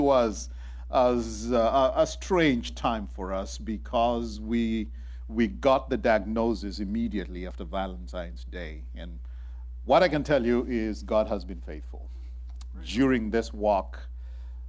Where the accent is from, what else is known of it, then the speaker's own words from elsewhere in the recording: Kenya; moved away; I was raised in Kenya